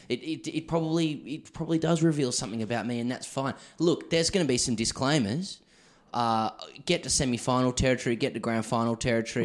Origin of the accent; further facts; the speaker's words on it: Sydney, New South Wales, Australia; I grew up in Ryde, you know, in Sydney